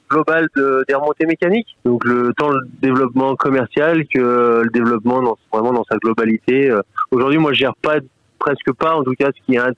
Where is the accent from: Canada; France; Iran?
France; Corrençon-en-Vercors, Auvergne-Rhône-Alpes; Je suis né à Corançon. Enfin, je suis pas né à Corançon, mais j'ai toujours vécu à Corançon.